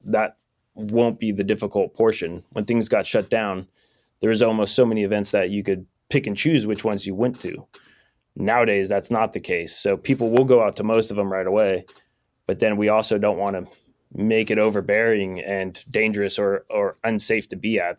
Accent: Sonora, California, United States; also born or lived in Long Beach; I grew up here in Sonora

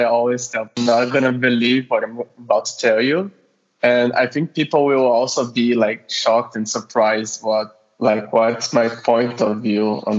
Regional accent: Rio de Janeiro, Brazil; now in Moscow, Russia; I'm Brazilian, living in Russia, Moscow, more exactly. And guess what? I also study medicine here. And I'm originally from Rio, in Brazil. And now I'm living in Moscow

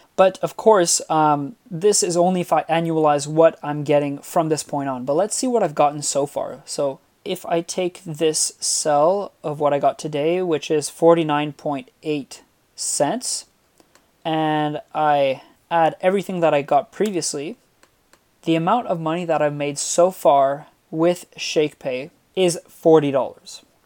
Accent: Montreal, Quebec, Canada; I'm from Montreal

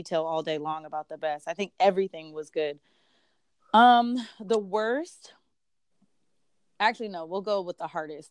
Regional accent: United States; moved away as an adult; also born or lived in Tanzania; as an American

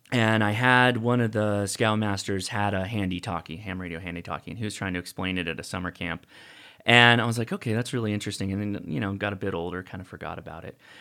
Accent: Whittier, California, United States; I grew up in a town called Whittier.

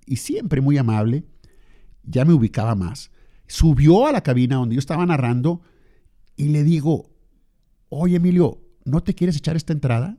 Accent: Lerdo, Durango, Mexico; now in Torreón, Mexico; yo nací en Lerdo

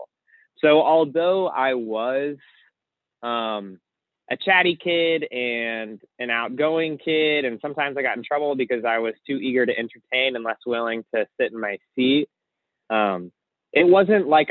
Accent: Baltimore, Maryland, United States; moved away; I am originally from Baltimore, Maryland.

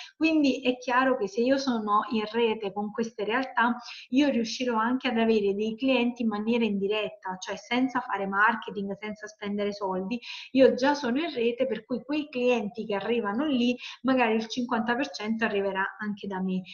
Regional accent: Salerno, Campania, Italy; io parto dal sud perché sono di Salerno, come si sente, campana

